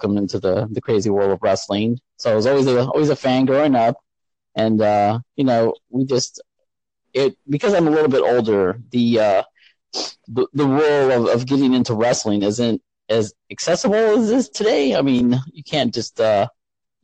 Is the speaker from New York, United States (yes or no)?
no; San Antonio, Texas, United States; now in Indiana, United States; I was pretty much born and raised in San Antonio